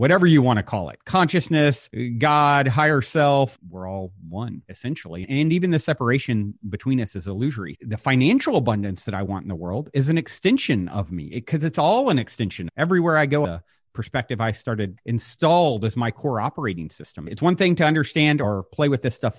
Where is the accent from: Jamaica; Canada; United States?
United States; Virginia; now in California, United States; I grew up on the East Coast in Virginia. I currently live in California.